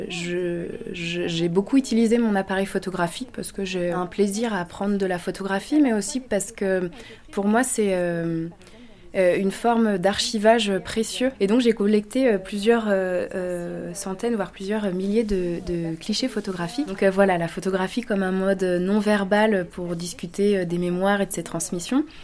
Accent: Clisson, Pays de la Loire, France; Euh, je suis nantaise d'origine puisque j'ai grandi à quelques kilomètres d'ici, à Clisson.

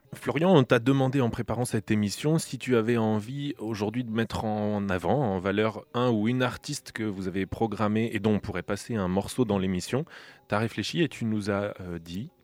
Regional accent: central France, France; je suis originaire du centre de la France

